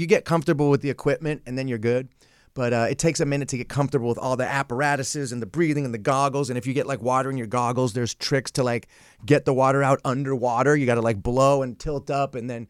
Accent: San Francisco, California, United States; I'm kind of reverted back to my San Francisco roots.

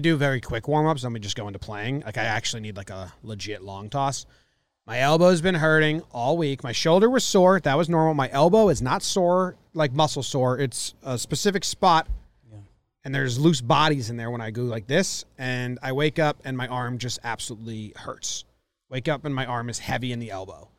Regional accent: Connecticut, United States; moved away as an adult; Since I was fourteen to, I moved away from Connecticut, twenty-four

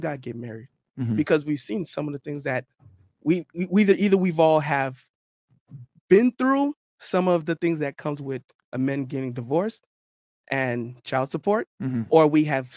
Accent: North Miami, Florida, United States; I'm actually was born and raised in North Miami, Florida

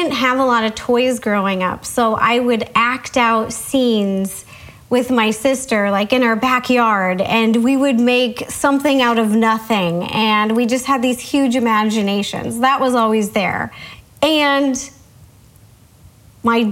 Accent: Seattle, Washington, United States; moved away as an adult; I grew up in Seattle.

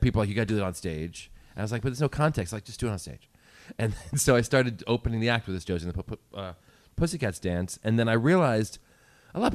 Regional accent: Princeton, New Jersey, United States; also born or lived in Englewood, New Jersey; I was lived there since I was four and on. My dad's still there.

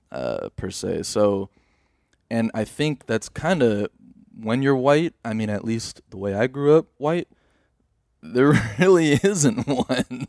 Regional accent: United States; I'm an American, too

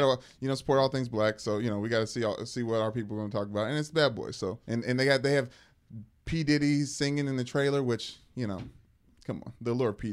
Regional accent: Louisville, Kentucky, United States; my blindside family growing up in Louisville, Kentucky.

